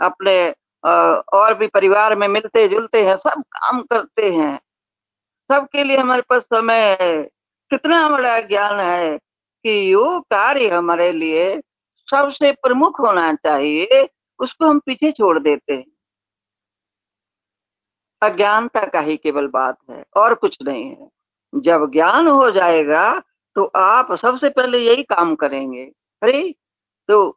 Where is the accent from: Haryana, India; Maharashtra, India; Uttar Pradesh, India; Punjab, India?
Punjab, India; हम लोग पंजाबी लोग हैं तो हम लोग का नियम तो और सख्त है